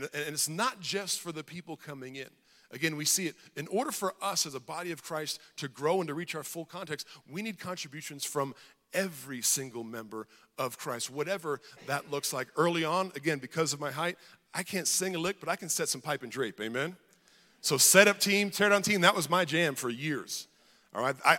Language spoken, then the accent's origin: English; Hawaii, United States; I grew up in Hawaii